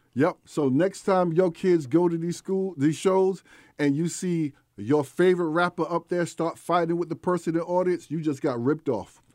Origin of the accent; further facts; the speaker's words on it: New York City, New York, United States; I'm from East Elmhurst, Queens, New York